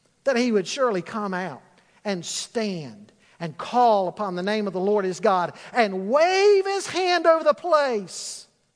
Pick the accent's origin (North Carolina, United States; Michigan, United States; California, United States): North Carolina, United States; Charlotte; as a 10 or 11-year-old boy growing up in Charlotte